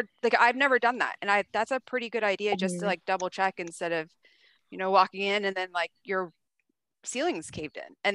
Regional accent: Pennsylvania, United States; now in Fulshear, United States; I didn't even know what a mud was when I first moved down here because I'm from Pennsylvania.

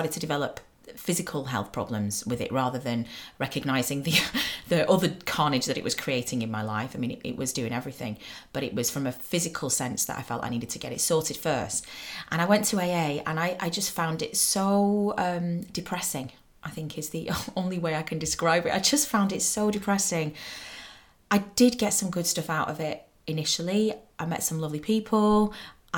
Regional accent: Manchester, North West England, United Kingdom; I'm from Manchester, and you have to love the rain if you're from Manchester

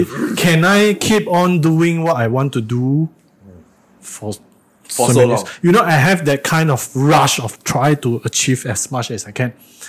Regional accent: Alor Setar, Kedah, Malaysia; born or raised there; moved away

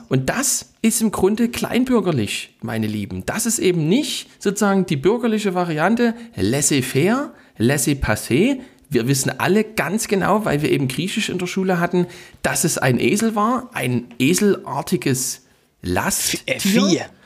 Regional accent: Saxony, Germany; bei uns in Sachsen

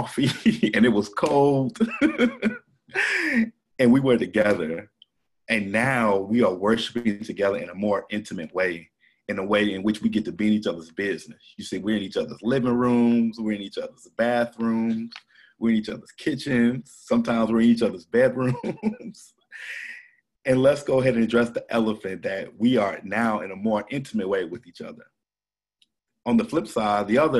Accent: St. Louis, Missouri, United States; now in Atlanta, United States; I was born and raised in St. Louis, Missouri

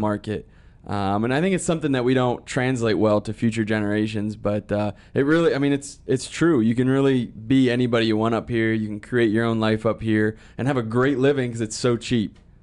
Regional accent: Mercer County, Pennsylvania, United States; this is my hometown

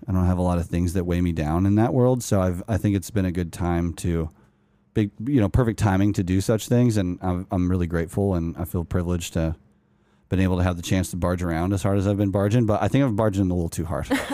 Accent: Utah, United States; moved away as an adult; also born or lived in Los Angeles, California; Growing up in Utah

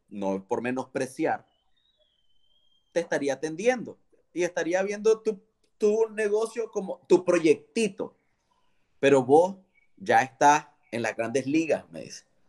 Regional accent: León, Nicaragua; moved away as an adult; now in Managua, Nicaragua; León es mi ciudad, yo soy leonés

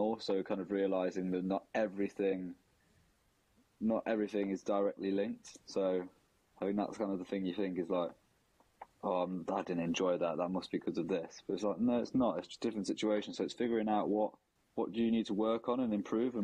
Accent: Nottingham, East Midlands, United Kingdom; now in London, United Kingdom; I'm from Nottingham, grew up in Nottingham. I live in London now.

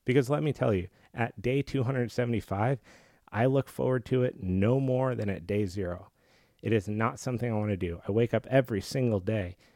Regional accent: Colorado, United States; I grew up in Colorado

